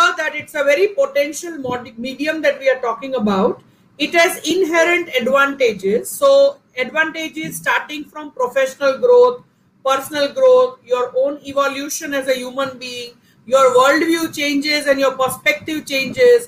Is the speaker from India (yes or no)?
yes; Rajkot, Gujarat, India; I was born and brought up in Rajkot